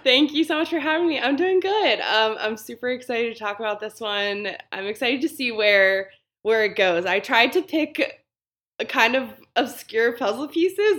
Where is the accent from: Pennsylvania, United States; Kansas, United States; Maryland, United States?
Maryland, United States; Baltimore; I am from Baltimore